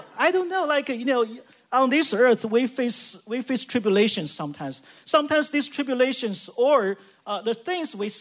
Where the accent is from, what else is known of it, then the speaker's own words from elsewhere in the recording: China; now in San Jose, United States; I'm from China